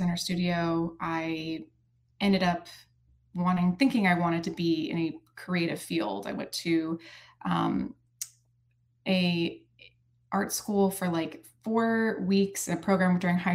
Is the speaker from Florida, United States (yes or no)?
yes; Sarasota, Florida, United States; also born or lived in Charleston, South Carolina / Tallahassee, Florida; I grew up in Sarasota